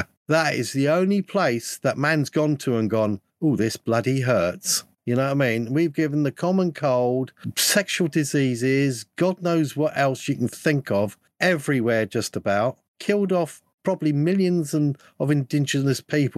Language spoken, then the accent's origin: English; United Kingdom; I'm a Brit